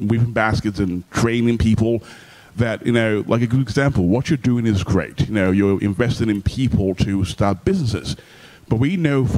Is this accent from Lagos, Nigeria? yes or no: yes; Lagos, Nigeria; now in Washington, D.C., United States; I was born in Lagos, Nigeria, so I know the country really well.